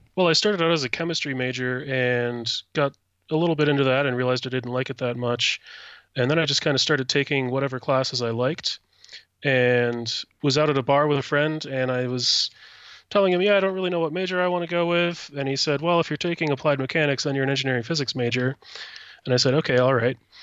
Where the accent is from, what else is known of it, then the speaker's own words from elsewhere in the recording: Platteville, Wisconsin, United States; moved away as an adult; now in Madison, United States; I grew up in Platteville and went to college in Platteville as well.